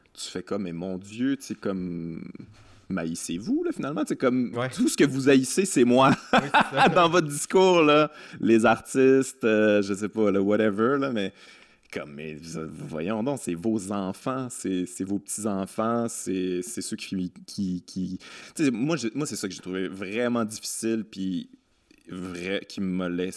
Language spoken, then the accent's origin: French; Quebec City, Quebec, Canada; je viens de Québec